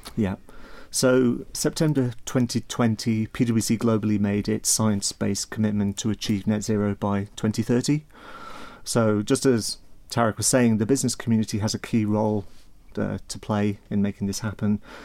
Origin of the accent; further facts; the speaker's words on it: Isle of Man; I'm from the Isle of Man originally